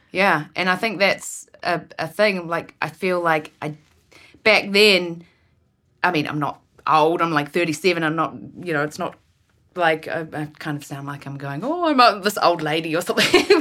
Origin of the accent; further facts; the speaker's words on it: Ward, Marlborough, New Zealand; now in Vancouver, Canada; I was born and raised in a tiny town, which is, um, which is called Ward, and there was about a hundred people in our town.